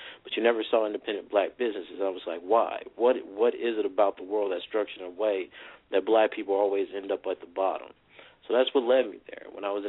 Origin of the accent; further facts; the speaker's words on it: the South, United States; You know, you make the mistake sometimes of being, of growing up in the South that, oh, if you come up North, you know, things will be better.